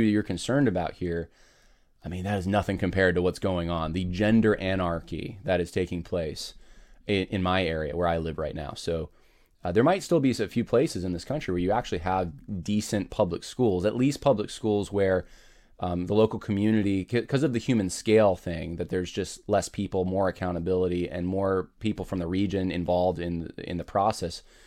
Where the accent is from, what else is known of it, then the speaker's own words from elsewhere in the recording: United States; in our country